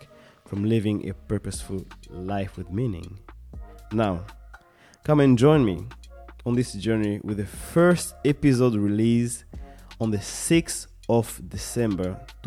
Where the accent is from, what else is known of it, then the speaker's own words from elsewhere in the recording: Kinshasa, DR Congo; now in Sweden; I'm originally from Congo, Kinshasa, but I have been living in Sweden for the past decade